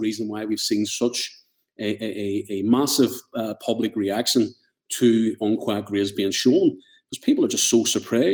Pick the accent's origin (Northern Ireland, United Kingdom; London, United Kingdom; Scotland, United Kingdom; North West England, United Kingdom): Northern Ireland, United Kingdom; as an Irish person in the north of Ireland